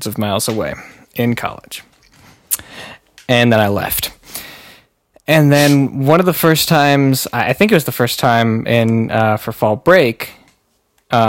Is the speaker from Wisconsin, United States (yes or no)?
yes; Stevens Point, Wisconsin, United States; I was in Stevens Point